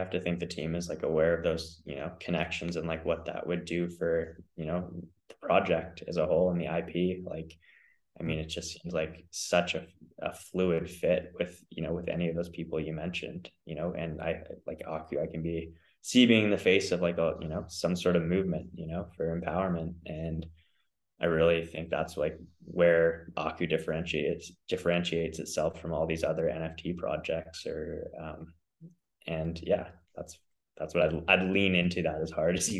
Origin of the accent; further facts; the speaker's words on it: Canada; also born or lived in Australia; I am from Canada. I was born there and my dad is a Canadian, my mom is an Aussie. So I kind of spent time growing up between the two countries.